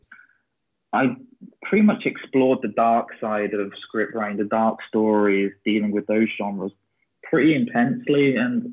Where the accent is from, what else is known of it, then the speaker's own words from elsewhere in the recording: England, United Kingdom; moved away as an adult; also born or lived in Russia / St. Petersburg, Russia; now in Stockholm, Sweden; I'm originally from England, but I spent like the last 7 years living in Russia, and then I just moved to Stockholm like 2 weeks ago, so Sweden now.